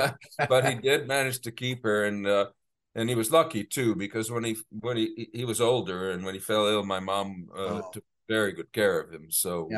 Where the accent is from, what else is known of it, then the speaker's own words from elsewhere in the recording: Bethesda, Maryland, United States; born there; So I was born in Bethesda, as I said.